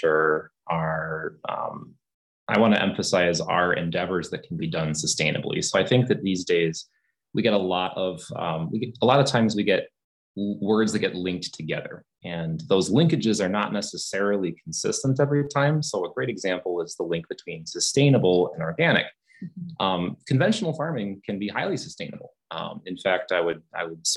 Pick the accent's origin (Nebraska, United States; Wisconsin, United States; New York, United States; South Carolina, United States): Wisconsin, United States; moved away as an adult; also born or lived in Michigan; my home state of Wisconsin, the cranberry industry, Ocean Spray, the co-op kind of lured me back home. my wife and I are both Wisconsinites